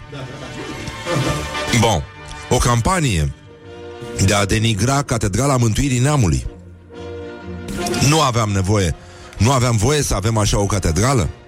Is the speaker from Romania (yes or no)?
yes; Romania; Eu sunt român creștin ortodox și așa rămân până la moarte.